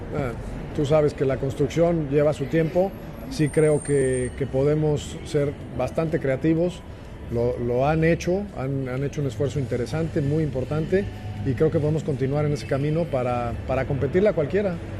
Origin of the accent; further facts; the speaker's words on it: Chihuahua, Mexico; also born or lived in Torreón, Coahuila; a mi tierra soy nacido en Torreón, creado en Chihuahua y es un estado grandísimo